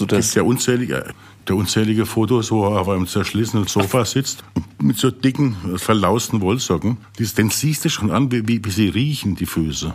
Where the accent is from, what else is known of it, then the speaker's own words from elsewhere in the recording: Rhineland-Palatinate, Germany; moved away; bin ja Pfälzer